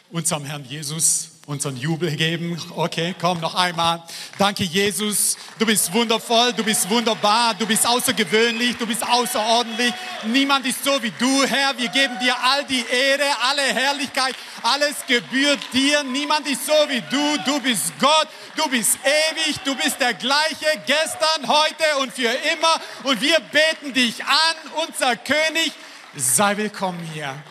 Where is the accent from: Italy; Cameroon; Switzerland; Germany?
Germany; Esslingen, Baden-Württemberg; ich bin aus Esslingen, aus dem Schwabenland.